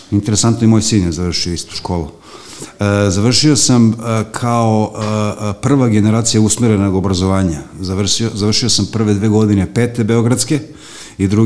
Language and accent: Croatian; Belgrade, Serbia; also born or lived in Banatski Karlovac, Banat; ja sam dete vračara tako što sam uh, od rođenja boravio na vračaru, a obzirom da sam rođen u Banatu